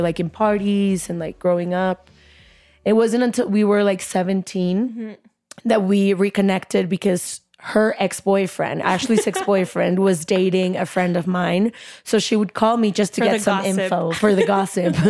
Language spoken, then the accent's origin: English; Guadalajara, Jalisco, Mexico; moved away as an adult; now in United States; I am a Mexican now living in the U.S.